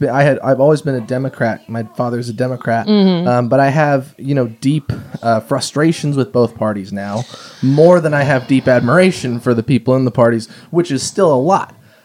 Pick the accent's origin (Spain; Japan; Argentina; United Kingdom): Japan; born there; Well, I was born in Japan. I have family over there, and I've visited several times.